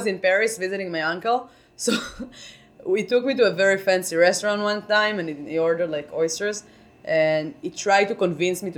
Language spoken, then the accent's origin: English; Israel; English is a second language; moved away; we grew up in Israel.